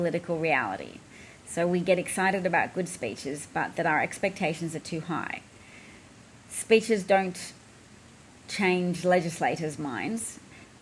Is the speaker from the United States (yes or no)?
no; Australia; as an Australian